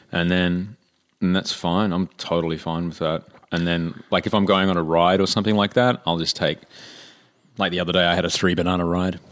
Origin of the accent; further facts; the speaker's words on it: Brisbane, Queensland, Australia; moved away; my hometown of Brisbane